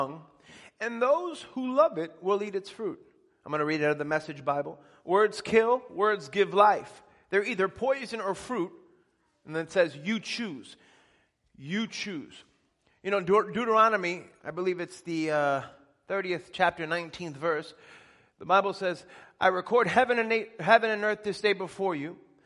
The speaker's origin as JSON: {"language": "English", "town": "Elmont", "region": "New York", "country": "United States", "tie": "born or raised there", "said": "I grew up in Elmont, which is where the Belmont racetrack is"}